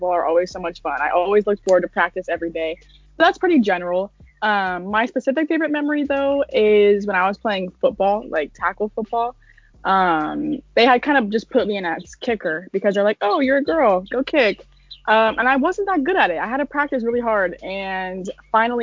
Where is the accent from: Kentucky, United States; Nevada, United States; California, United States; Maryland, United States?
Nevada, United States; Las Vegas; I'm from Las Vegas, Nevada, and I play for Shadow Ridge High School